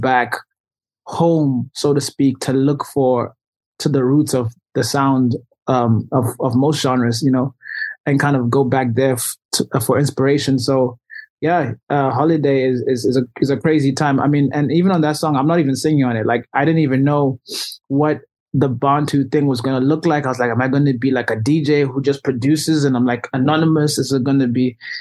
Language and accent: English; Zimbabwe; moved away as an adult; I was raised and born in Zimbabwe I was there until I was 18 I go home every year